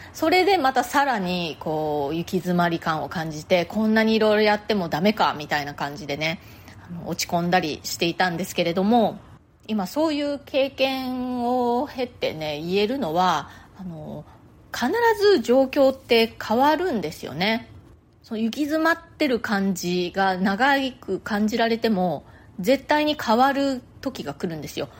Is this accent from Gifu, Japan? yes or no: no; Nagasaki, Japan; now in New York, United States; 私ね、あの、出身が長崎なんですよ